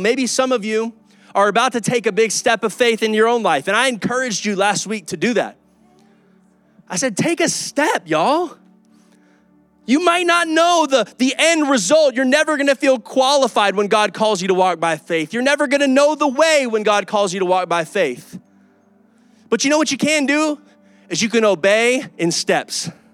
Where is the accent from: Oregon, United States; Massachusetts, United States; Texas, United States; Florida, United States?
Texas, United States; Kyle; also born or lived in Oklahoma; I'm from Kyle